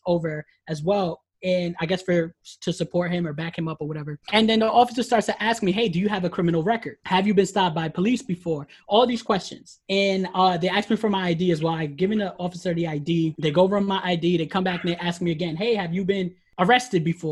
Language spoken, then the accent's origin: English; Mott Haven, New York, United States; I grew up in the Mohaven area